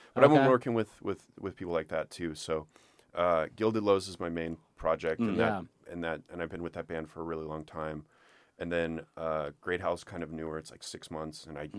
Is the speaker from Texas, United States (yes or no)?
yes; Austin, Texas, United States; also born or lived in Dallas / Orlando; I was born in Dallas and I moved to Orlando, but I moved back to Austin.